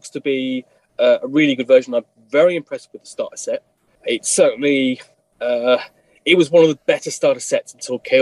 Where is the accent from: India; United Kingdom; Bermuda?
United Kingdom; England; I'm English